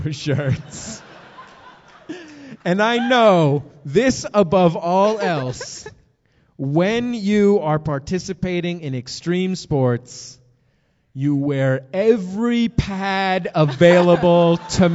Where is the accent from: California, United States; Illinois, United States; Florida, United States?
California, United States; Bay Area; moved away as an adult; also born or lived in Hollywood, California; now in Los Angeles, United States; I'm from the Bay Area. We were home in the Bay Area from my home in Hollywood, California